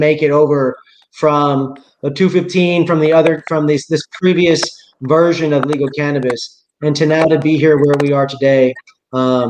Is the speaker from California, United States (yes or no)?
no; Seattle, Washington, United States; also born or lived in Houston, Texas; I come from Seattle